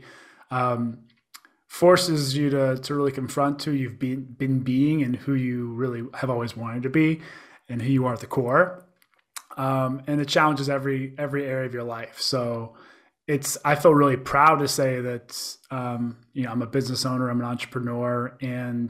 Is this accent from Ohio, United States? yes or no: no; Pittsburgh, Pennsylvania, United States; also born or lived in Chicago; now in San Diego, United States; I'm originally from Pittsburgh, so I'm an East Coaster. Lived in Chicago for a number of years